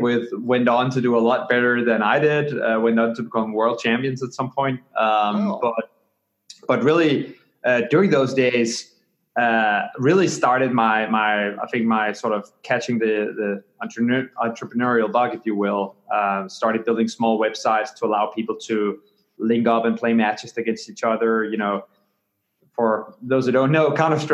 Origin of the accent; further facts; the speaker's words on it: Copenhagen, Capital Region of Denmark, Denmark; moved away; I grew up in Copenhagen, Denmark, on the other side of the pond